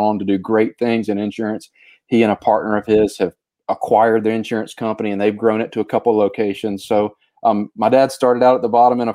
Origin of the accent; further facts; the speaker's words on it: Sumter, South Carolina, United States; now in Greenville, United States; I am from South Carolina, born and raised in South Carolina, not in Greenville. Greenville's a big city compared to where I grew up. I grew up in Sumter, South Carolina